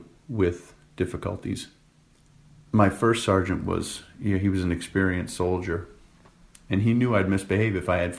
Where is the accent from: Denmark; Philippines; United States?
United States; Rhode Island; my hometown in Rhode Island